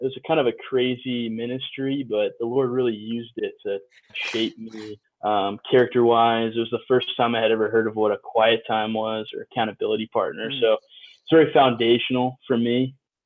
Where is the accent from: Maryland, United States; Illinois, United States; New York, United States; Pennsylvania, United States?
Illinois, United States; Chicago; I grew up in Chicago area.